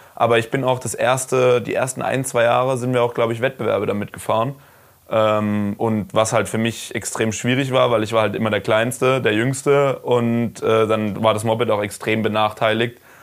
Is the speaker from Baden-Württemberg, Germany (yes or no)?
yes; Karlsruhe, Baden-Württemberg, Germany; ich komme aus Karlsruhe